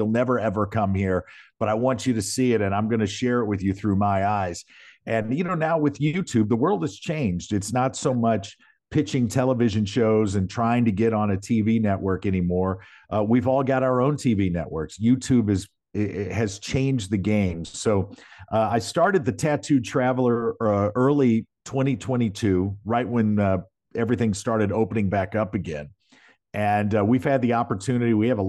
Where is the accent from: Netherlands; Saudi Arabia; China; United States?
United States; Missouri; I was born and raised right there in South County, you know, right down the street from you. And great place to grow up.